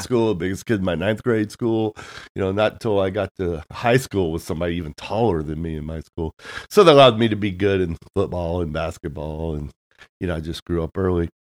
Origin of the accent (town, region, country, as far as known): Tennessee, United States; born or raised there; moved away as an adult; also born or lived in San Diego, California; now in Nashville, United States